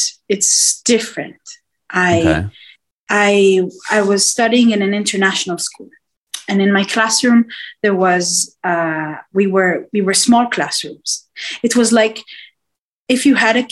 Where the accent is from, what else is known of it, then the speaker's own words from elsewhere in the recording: Israel; also born or lived in Nigeria; I was from Israel, so all the accents and the cultures